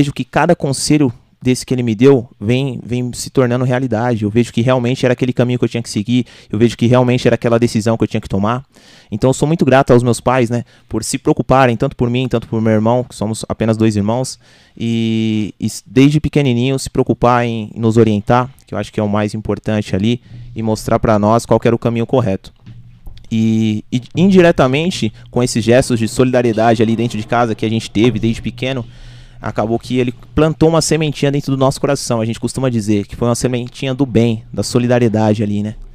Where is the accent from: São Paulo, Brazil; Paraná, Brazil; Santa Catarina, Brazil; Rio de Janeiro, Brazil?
São Paulo, Brazil; Arujá; also born or lived in Santa Isabel; É, eu sou nascido em São Isabel, mas me criei sempre em Arujá. Só fui lá para nascer, né?